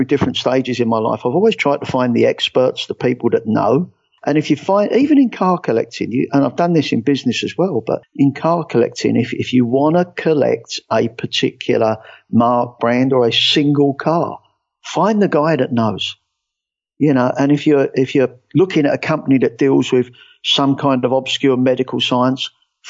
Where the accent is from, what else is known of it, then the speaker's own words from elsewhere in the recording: England, United Kingdom; moved away as an adult; now in United States; The first thing obviously they're going to get is that I'm not from here. I'm English. I moved over here about 12 years ago